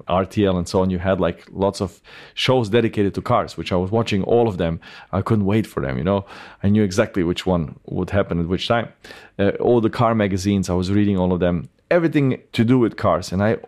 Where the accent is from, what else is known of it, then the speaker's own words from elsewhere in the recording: Bosnia & Herzegovina; born there; Yeah, I was born in 1988 in Bosnia. And so Bosnia was at that time already the poorest part of Europe.